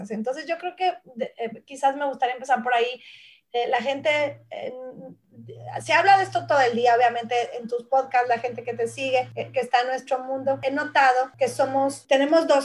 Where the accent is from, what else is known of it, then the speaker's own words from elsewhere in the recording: Mexico; moved away as an adult; now in Australia; ya es un viaje de 18 años más, tiempo que llevo yo, eh, ya que emigramos a este país de México, mi esposo y yo, mi familia